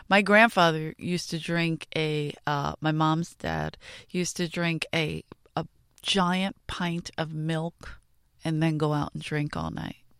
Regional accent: Philadelphia, Pennsylvania, United States; moved away; I grew up in South Philly

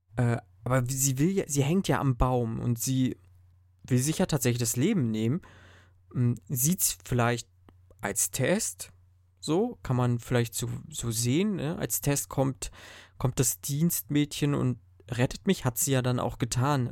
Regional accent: Germany; bei uns in Deutschland

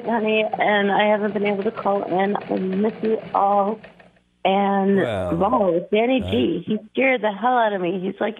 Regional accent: Dallas, Texas, United States; I grew up in Dallas.

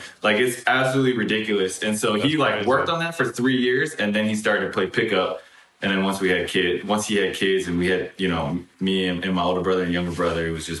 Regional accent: California, United States; I grew up in Northern California. And to some degree, it's a little bit of a bubble, for sure.

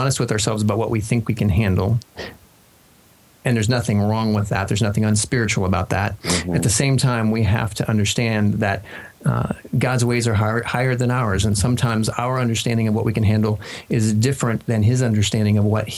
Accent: Kansas, United States; moved away as an adult; also born or lived in Denver; We grew up in Kansas.

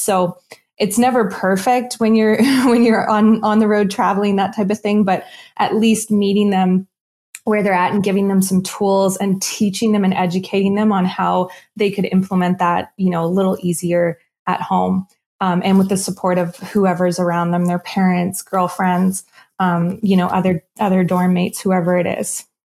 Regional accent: Nova Scotia, Canada; I'm from Nova Scotia

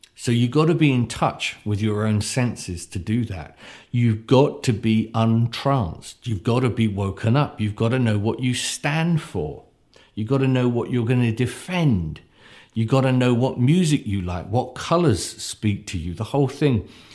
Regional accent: United Kingdom; me as a, as a, as a British person

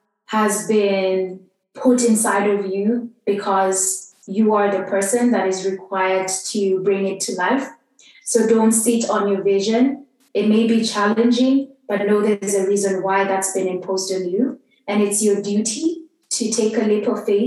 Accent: Kenya; I grew up in Kenya, and Kenyan is a very patriarchal society

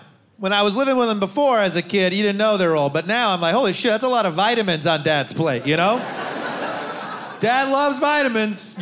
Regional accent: Ann Arbor, Michigan, United States; now in New York, United States; from Ann Arbor, you know, not too far away.

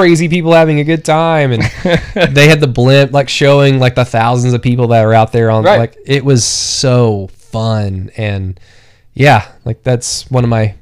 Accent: Oklahoma City, Oklahoma, United States; from my hometown

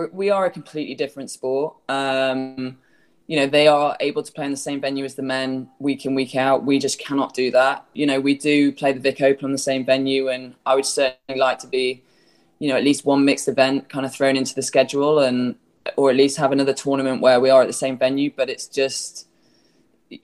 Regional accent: England, United Kingdom; now in Florida, United States; I do miss England a lot

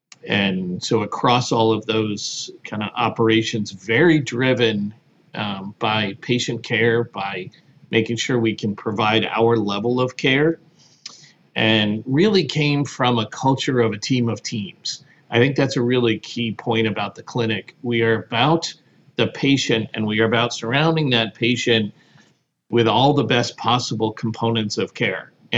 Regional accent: New Jersey, United States; also born or lived in Connecticut / Louisiana / Pennsylvania; lived in Connecticut and then Louisiana, and then settled in New Jersey and spent most of my time growing up in New Jersey, Pennsylvania area.

